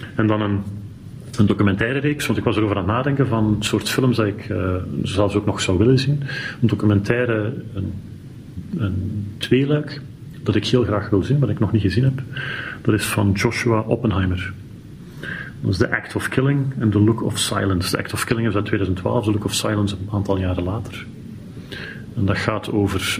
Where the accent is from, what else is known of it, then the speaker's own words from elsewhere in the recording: Belgium; als Belg